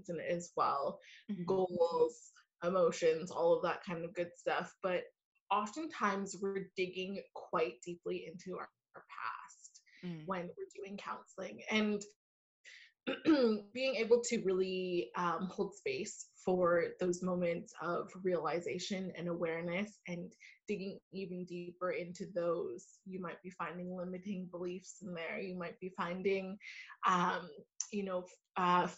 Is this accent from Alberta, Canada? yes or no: no; Vancouver, British Columbia, Canada; I am from Vancouver, Canada